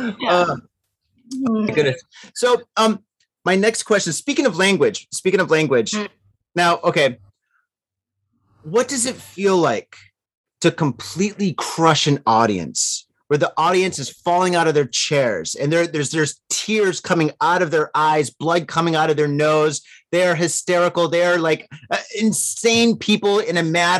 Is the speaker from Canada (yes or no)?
no; Detroit, Michigan, United States; moved away; I'm actually from like Detroit. So, you know, we go to Windsor all the time when we're kids